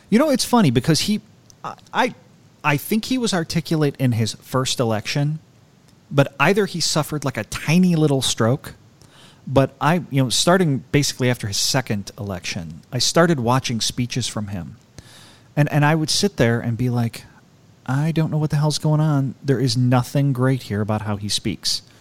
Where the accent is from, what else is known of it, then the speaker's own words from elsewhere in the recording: Baltimore, Maryland, United States; I'm from, you know, I'm from Baltimore. I'm not